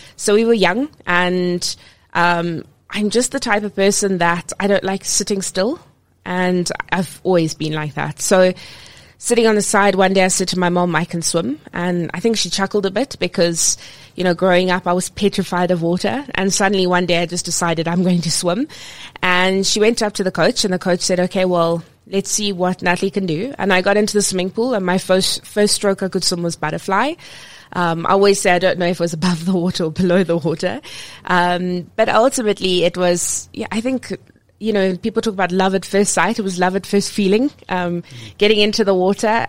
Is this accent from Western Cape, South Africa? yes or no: yes; Cape Town, Western Cape, South Africa; growing up in Cape Town. Um, I swam for province